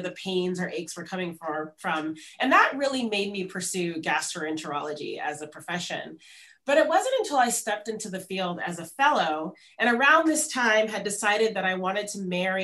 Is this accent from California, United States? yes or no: yes; Los Angeles, California, United States; moved away as an adult; I grew up in Los Angeles, where I'm speaking to you from here today